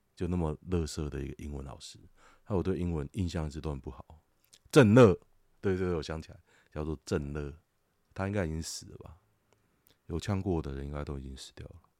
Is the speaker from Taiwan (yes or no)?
yes; Taoyuan, Taiwan; also born or lived in Hsinchu; 我桃园人